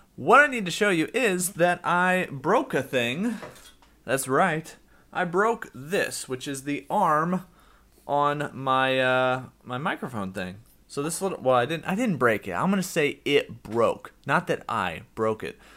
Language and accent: English; United States; I'm from the United States